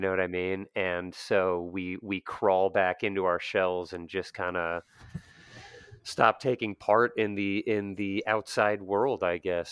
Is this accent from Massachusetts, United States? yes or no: no; Pennsylvania, United States; also born or lived in Bethlehem, Pennsylvania; growing up in the Pennsylvania Dutch community